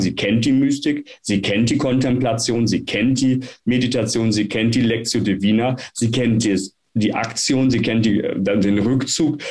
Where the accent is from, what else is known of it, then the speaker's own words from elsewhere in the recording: Münsterland, North Rhine-Westphalia, Germany; moved away as an adult; also born or lived in Frankfurt am Main; now in Frankfurt, Germany; komme gebürtig aus dem Münsterland und mich hat es hier als Kapuziner nach Frankfurt am Main verschlagen